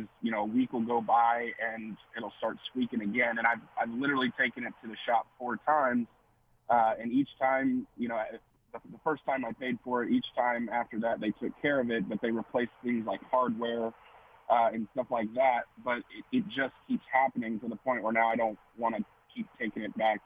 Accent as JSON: {"language": "English", "town": "Beaver Creek", "country": "United States", "said": "I'm from Beaver Creek. Can I make an appointment with you guys?"}